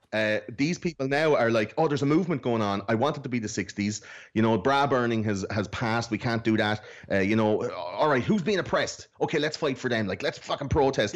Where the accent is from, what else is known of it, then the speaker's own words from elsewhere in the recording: Ireland; I'm fucking Irish.